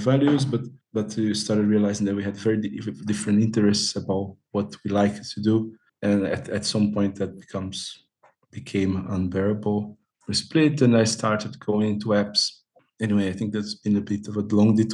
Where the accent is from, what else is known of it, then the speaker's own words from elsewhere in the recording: Brazil; moved away as an adult; now in Amsterdam, Netherlands; the city where I grew up in Brazil